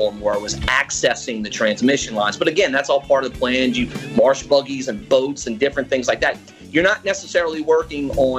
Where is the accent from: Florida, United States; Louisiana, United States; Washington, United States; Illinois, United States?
Louisiana, United States; New Orleans; moved away as an adult; also born or lived in Gulf Coast (Mississippi coast); I grew up in the New Orleans area and have lived on the coast for getting close to almost 20 years now.